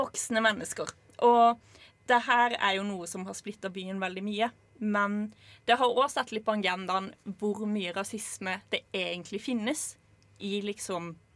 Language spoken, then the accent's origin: Norwegian; Lillesand, Agder, Norway; jeg kommer jo fra Lillesand